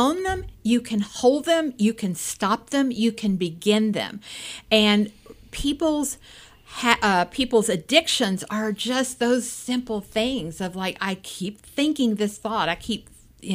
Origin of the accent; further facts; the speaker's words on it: Appalachia, United States; I grew up in Appalachia. I grew up in a more of a welfare county.